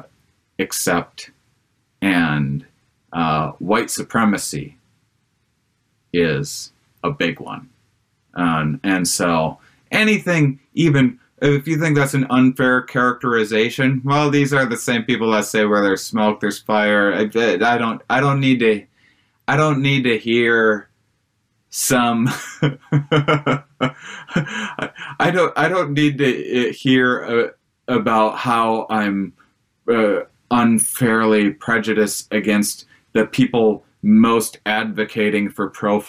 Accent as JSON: {"language": "English", "region": "Wisconsin", "country": "United States", "said": "I'm from Wisconsin"}